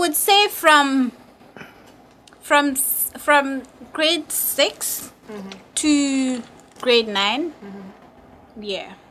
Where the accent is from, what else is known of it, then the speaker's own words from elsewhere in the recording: Gambia; also born or lived in Banjul / Bakoteh / Sukuta / Pipeline; I was living with my parents in Banjo. Then they had a divorce. Mm-hmm. So I moved to Kombo with my mom.